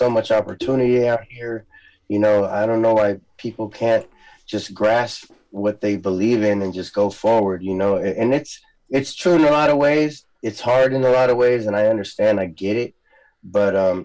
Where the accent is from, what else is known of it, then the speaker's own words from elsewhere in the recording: East Bay, California, United States; first language Spanish; English is a second language; also born or lived in San Francisco; I moved out when I was like 8 or 9, and I grew up in the East Bay, but I've been Bay Area, you know, my whole life